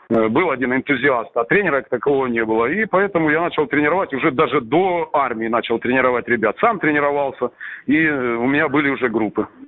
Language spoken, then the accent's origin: Russian; Salsk, Rostov Oblast, Russia; Ну, родом я из Сальска, есть такой степной городишко на юге Ростовской области.